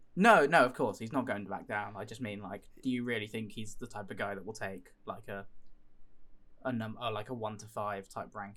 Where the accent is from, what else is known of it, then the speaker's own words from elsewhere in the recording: United Kingdom; as a British citizen